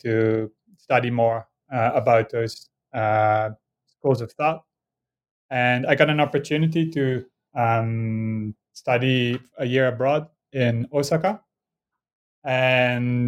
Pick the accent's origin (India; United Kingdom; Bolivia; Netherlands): Netherlands; moved away; I grew up in Holland and actually crossed the border every day to go to school in Belgium